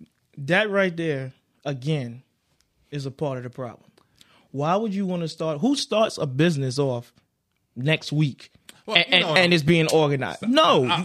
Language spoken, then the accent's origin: English; Carolina, United States; I'm from Carolina. You damn right. It would have made me go and support.